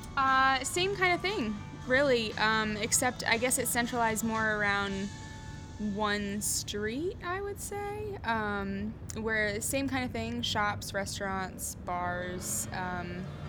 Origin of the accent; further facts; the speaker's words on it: Charlotte, North Carolina, United States; also born or lived in Asheville; I grew up in Charlotte. Uh, I was born in Charlotte, and the only time I ever left Charlotte was to go to Asheville uh, to go to school